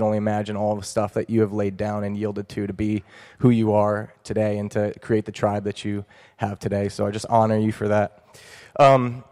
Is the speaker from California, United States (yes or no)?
no; New Jersey, United States; moved away as an adult; now in Buffalo, United States; I'm a Buffalo transplant. I grew up in New Jersey, so I'm a Jersey boy